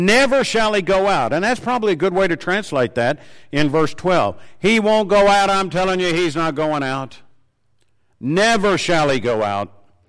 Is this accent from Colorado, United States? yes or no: no; Tennessee, United States; I said, well, I'm from Tennessee originally. And I said, why would you ask that? He said, well, you've got a certain accent. I said, I didn't know I had an accent.